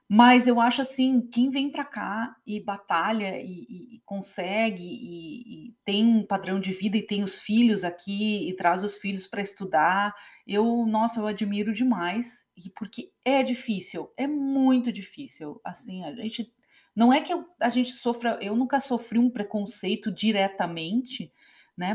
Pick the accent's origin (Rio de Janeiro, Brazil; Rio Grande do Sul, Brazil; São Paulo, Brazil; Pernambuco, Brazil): Rio Grande do Sul, Brazil; Novo Hamburgo; moved away as an adult; now in United States; eu venho de Novo Hamburgo, essa cidade que sempre foi a capital do calçado